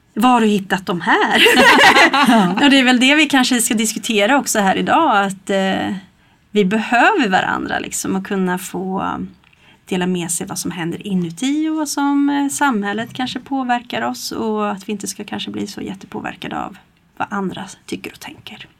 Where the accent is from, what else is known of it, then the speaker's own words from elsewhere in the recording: Stockholm, Stockholm County, Sweden; now in Kristinehamn, Sweden; jag är ju från Stockholm från början och kom hit